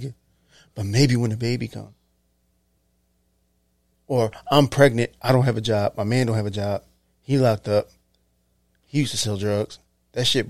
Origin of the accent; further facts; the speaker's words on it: Philadelphia, Pennsylvania, United States; I'm from South Philly